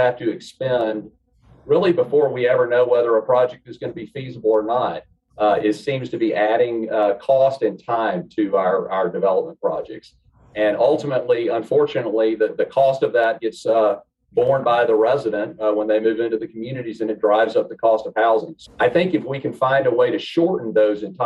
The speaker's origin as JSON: {"language": "English", "area": "the South", "region": "Southern United States", "country": "United States", "tie": "born or raised there", "accent": "Southern", "moved": "as an adult", "lives_now": "Southern California, United States", "said": "You can tell by my accent, I'm a native Southerner."}